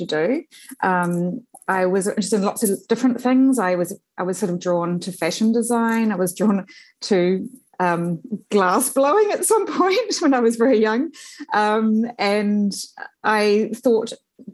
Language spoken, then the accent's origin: English; Upper Hutt, Wellington, New Zealand; I grew up in the Blue Mountains Road and Silver Stream area in Upper Hutt